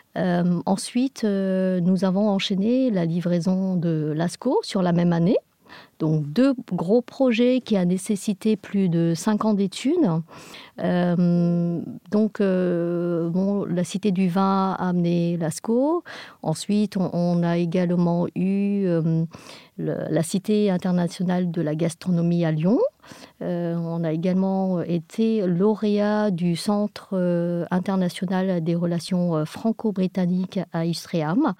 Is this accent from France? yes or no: no; England, United Kingdom; nous sommes des Anglais